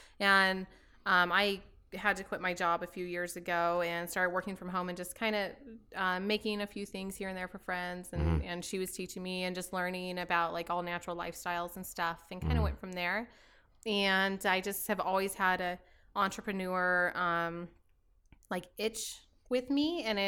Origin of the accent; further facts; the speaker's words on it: Delta, Colorado, United States; A delta. It's on the western slope of the Mesa. You know the Grand Mesas.